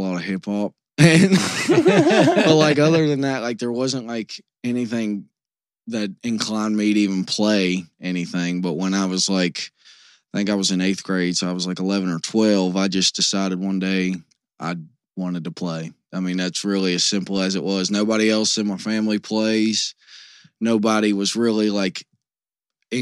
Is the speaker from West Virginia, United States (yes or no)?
yes; Union, West Virginia, United States; I come from like a really rural part of West Virginia. My hometown only has about 400 people.